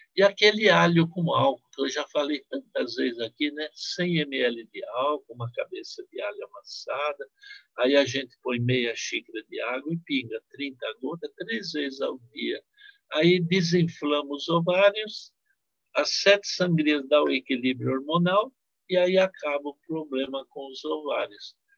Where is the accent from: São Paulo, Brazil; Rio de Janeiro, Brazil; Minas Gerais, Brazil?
São Paulo, Brazil; Marília; No interior onde eu nasci, em Marília